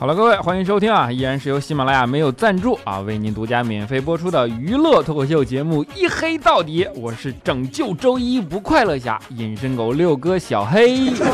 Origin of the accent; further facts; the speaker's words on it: Northeast China, China; moved away; 虽然身为一个东北人啊，但是现在呢，基本上也只有每年春节的时候才能回家一趟